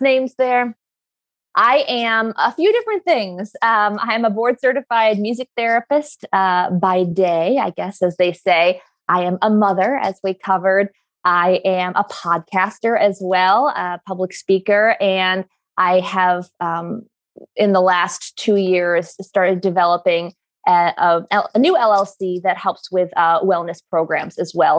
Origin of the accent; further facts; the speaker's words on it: New York, United States; I come from where I grew up in New York